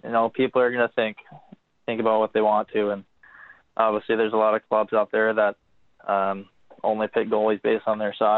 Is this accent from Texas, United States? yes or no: no; Bay Area, Northern California, United States; growing up in Northern California, the Bay Area